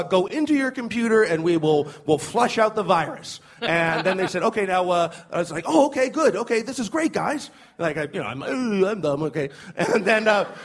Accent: Toronto, Ontario, Canada; I'm from Toronto. It's very multicultural

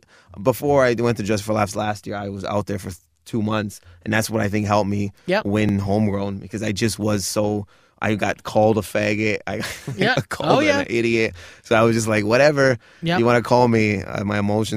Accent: Michigan, United States; Because I grew up near Detroit, and my cousins used to play hip hop all the time.

